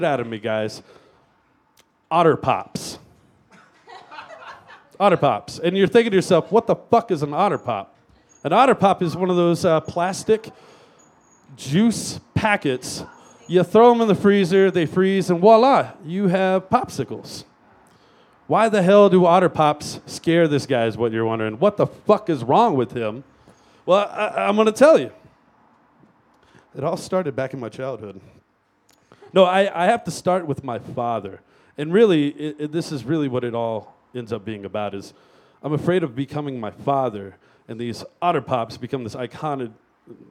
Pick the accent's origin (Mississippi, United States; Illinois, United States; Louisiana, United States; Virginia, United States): Louisiana, United States; I grew up in Louisiana